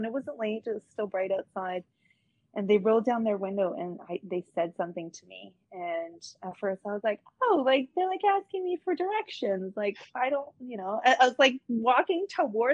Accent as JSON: {"language": "English", "town": "Toronto", "region": "Ontario", "country": "Canada", "tie": "born or raised there", "also_born_or_lived": "Orillia", "said": "Canadian, because I'm born and raised in Canada, Scarborough as well."}